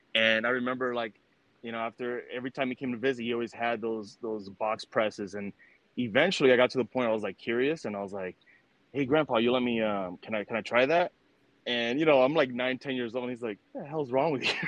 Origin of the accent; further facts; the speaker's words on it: New York City, New York, United States; I was born in New York City in '89. Uh, so you know, grew up during the '90s. Um, during that time, it was in Washington Heights, uptown Manhattan